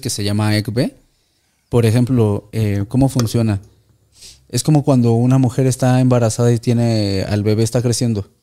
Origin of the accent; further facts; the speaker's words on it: Mexico; lo que hacemos los mexicanos cuando vamos al mundial